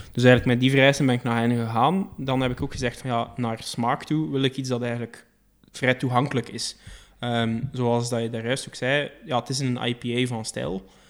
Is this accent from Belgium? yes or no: yes; Belgium; we zijn Belgen